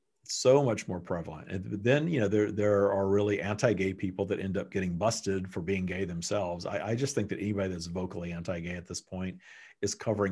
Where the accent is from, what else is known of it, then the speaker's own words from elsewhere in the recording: Texas, United States; the sodomy laws that were around until not long ago in my home state of Texas and other places.